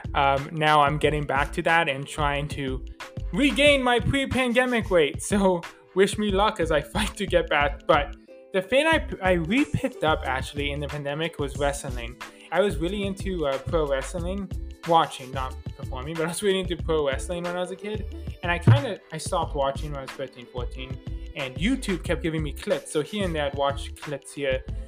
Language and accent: English; Canada; I'm Canadian